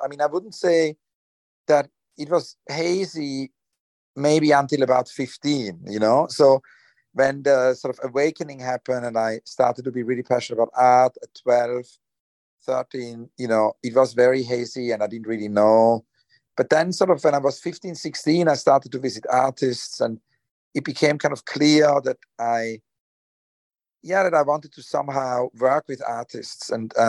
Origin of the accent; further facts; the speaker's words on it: Switzerland; also born or lived in Zurich, Switzerland; I grew up in Switzerland. I was born in Zurich, but then my childhood was in Rheinfeld. It's kind of a small town in the eastern part of Switzerland.